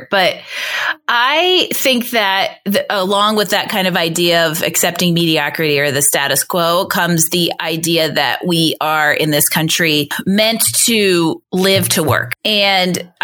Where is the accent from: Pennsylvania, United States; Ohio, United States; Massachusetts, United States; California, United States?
Pennsylvania, United States; moved away as an adult; also born or lived in Boston; now in Colorado, United States; I'm from Pennsylvania and then I lived in Boston